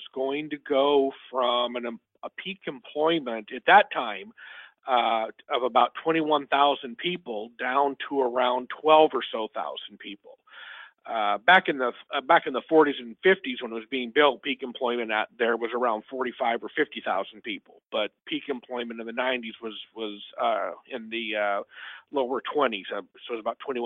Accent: southeastern Washington State, United States; now in Brazoria County, Texas, United States; I was born and raised in the Northwest and grew up in southeastern Washington State

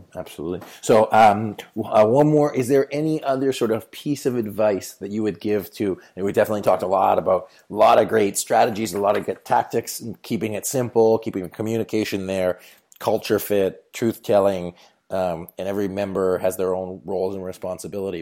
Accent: Canada; my home country of Canada

